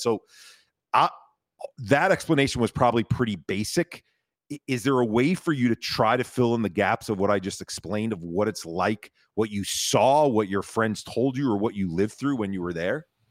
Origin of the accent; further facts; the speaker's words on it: United States; me as an American